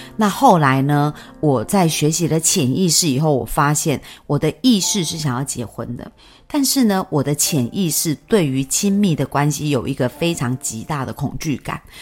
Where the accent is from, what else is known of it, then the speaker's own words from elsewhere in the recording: Yunlin County, Taiwan; also born or lived in Chiayi / Taipei; 我们老家在云林